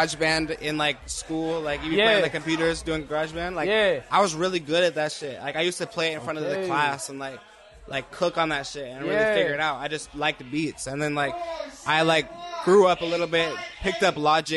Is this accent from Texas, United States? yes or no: no; Utah, United States; also born or lived in Philadelphia, Pennsylvania; I was originally born in Philadelphia, Pennsylvania, but I grew up in Utah